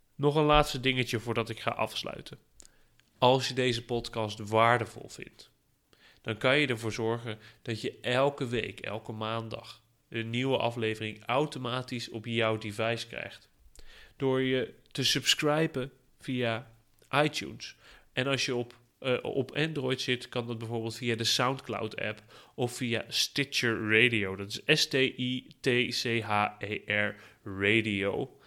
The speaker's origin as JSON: {"language": "Dutch", "country": "Netherlands", "said": "als Nederlander"}